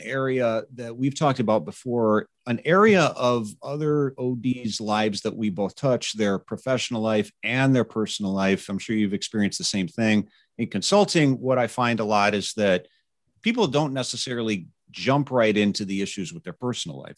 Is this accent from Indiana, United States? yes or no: yes; Indiana, United States; my home state of Carmel, Indiana